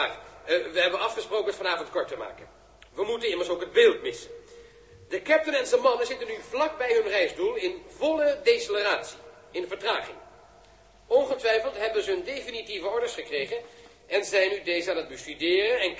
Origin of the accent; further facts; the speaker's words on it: Rotterdam, South Holland, Netherlands; Ik, eh, ik ben bootwerker uit Rotterdam.